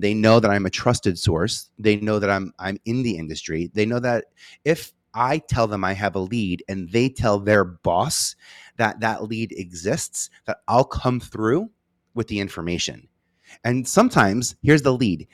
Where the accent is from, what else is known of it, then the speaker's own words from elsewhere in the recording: New York City, New York, United States; I'm from Staten Island. I feel like I have an accent.